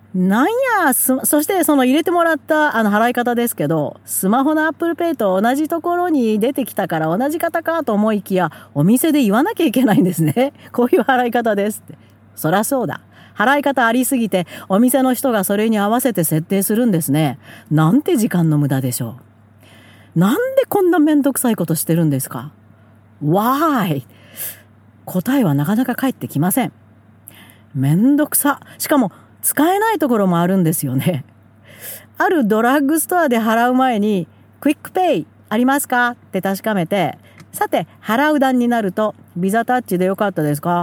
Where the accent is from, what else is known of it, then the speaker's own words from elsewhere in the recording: Japan; moved away as an adult; now in Alberta, Canada; カナダから来た変な日本人